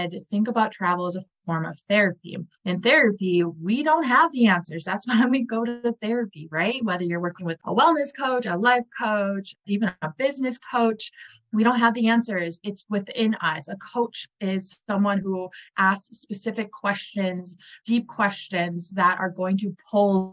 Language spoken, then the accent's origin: English; Wisconsin, United States; I'm from Wisconsin